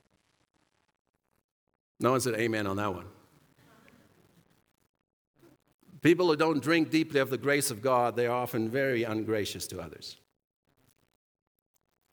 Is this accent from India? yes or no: no; South Africa; I grew up in South Africa during apartheid years